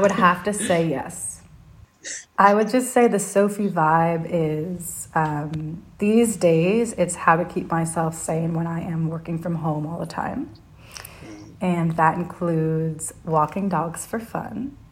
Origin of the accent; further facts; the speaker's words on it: United States; accent: American; moved away as an adult; now in London, United Kingdom; I am the American accent on the podcast. Woohoo! So I am in London. I moved here a year and a half ago